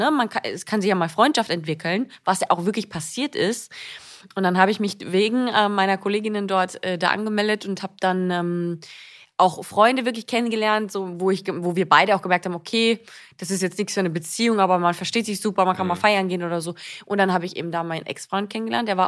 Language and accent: German; Austria; moved away as an adult; now in Germany; für mich war es ja auch so, dass ich ja neu in Deutschland war. Ich bin ja aus Österreich hierher gezogen, 2014